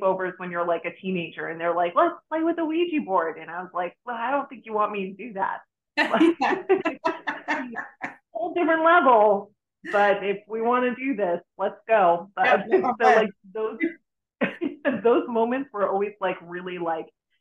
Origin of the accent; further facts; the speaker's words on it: Boston, Massachusetts, United States; now in Florida, United States; I moved to Florida from Boston. I originally am from Boston